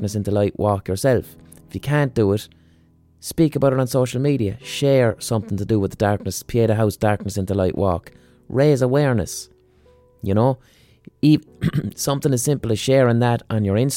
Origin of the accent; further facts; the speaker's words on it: Limerick, Munster, Ireland; I'm from Limerick.